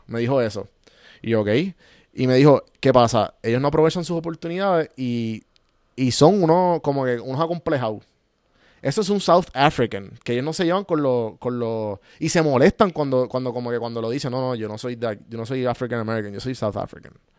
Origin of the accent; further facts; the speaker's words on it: Puerto Rico; now in Atlanta, United States; nosotros como boricua, que tenemos el, el, colonialismo bien activo